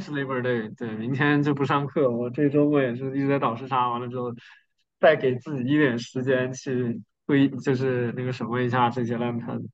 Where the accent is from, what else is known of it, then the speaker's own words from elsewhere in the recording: Northeast China, China; moved away; 东北那边，就我的老家